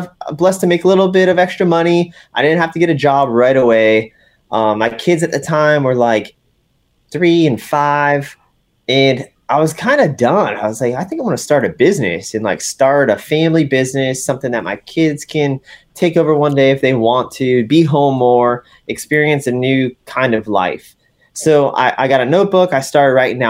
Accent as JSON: {"language": "English", "town": "West Palm Beach", "region": "Florida", "country": "United States", "moved": "as an adult", "lives_now": "North Carolina, United States", "said": "I'm originally from West Palm Beach, Florida. Now I've lived in North Carolina for over 11 years"}